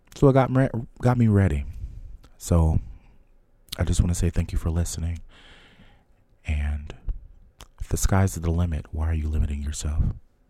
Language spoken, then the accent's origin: English; Trenton, New Jersey, United States; growing up in Trenton at the time